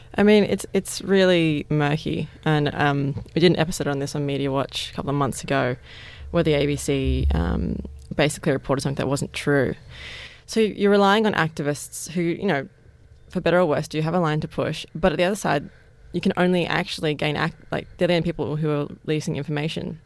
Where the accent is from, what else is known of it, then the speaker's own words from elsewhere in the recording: Parramatta, New South Wales, Australia; I grew up in Parramatta